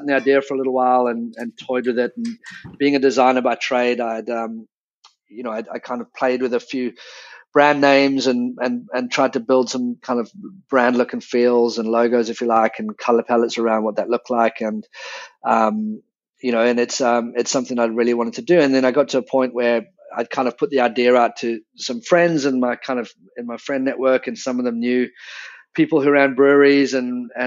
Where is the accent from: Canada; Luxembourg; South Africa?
South Africa; moved away as an adult; also born or lived in England / London; I was born in England but grew up in South Africa from the age of 10, and then moved back to London